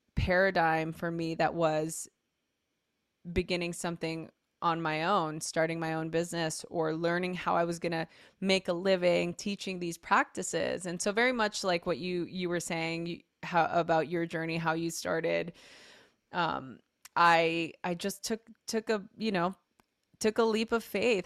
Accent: Los Angeles, California, United States; I grew up in East L

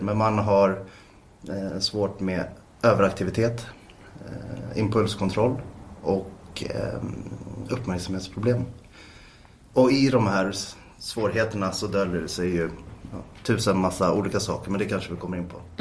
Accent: Täby, Stockholm County, Sweden; är född och uppvuxen i Täby. Bor i Täby norr om Stockholm

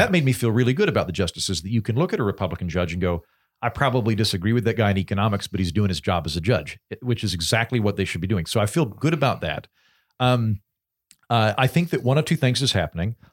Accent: United States; being an American

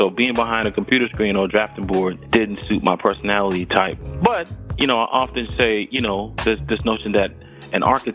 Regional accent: Georgetown, South Carolina, United States; moved away as an adult; also born or lived in Philadelphia, Pennsylvania / Atlanta, Georgia / Nashville, Tennessee; I grew up in the low country of South Carolina on the coast

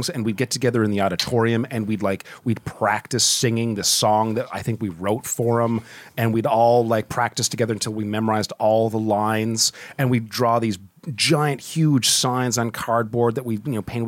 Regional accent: Dartmouth, Nova Scotia, Canada

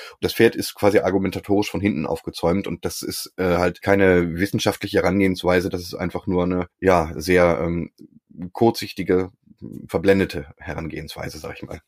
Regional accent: Berlin, Germany; ich komme auch aus Berlin

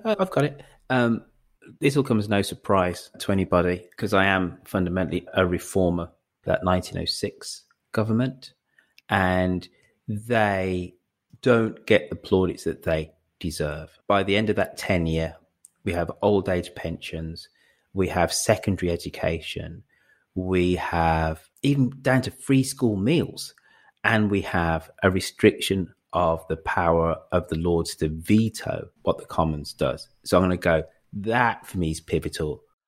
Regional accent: England, United Kingdom; me being English and being black

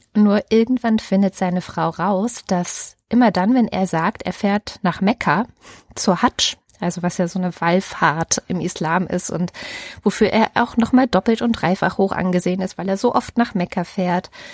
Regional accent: East Germany, Germany; die ich dann wieder aus der DDR-Erfahrung mitgenommen habe

